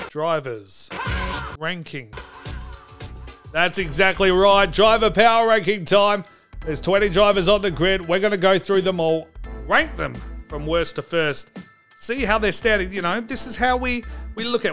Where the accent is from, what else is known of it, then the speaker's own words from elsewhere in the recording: Australia; As an Australian